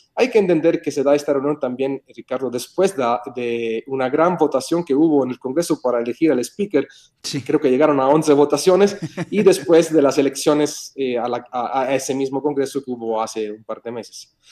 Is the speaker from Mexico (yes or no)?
yes; Mexico; nos da orgullo como mexicano